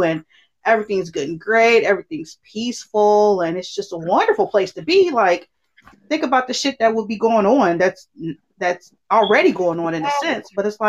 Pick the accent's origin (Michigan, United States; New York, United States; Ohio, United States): Ohio, United States; Cincinnati